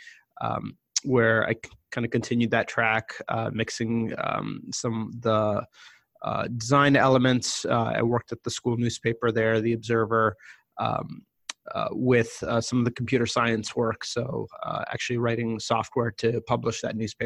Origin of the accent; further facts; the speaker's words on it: Boston, Massachusetts, United States; I grew up in the Boston area